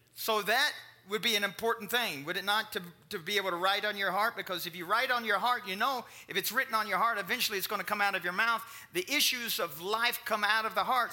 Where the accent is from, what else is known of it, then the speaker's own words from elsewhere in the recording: Kentucky, United States; I was raised in Kentucky